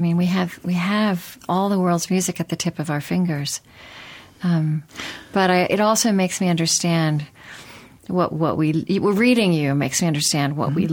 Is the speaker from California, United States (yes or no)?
no; Oklahoma, United States; I grew up Southern Baptist in Oklahoma